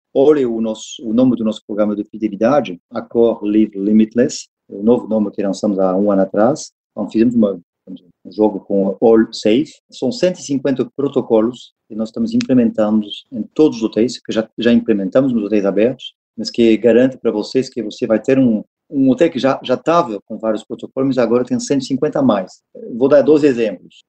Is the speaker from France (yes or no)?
yes; France; Portuguese is a second language; moved away as an adult; also born or lived in Paris; now in Brazil; sou francês, eu vivo há oito anos no Brasil.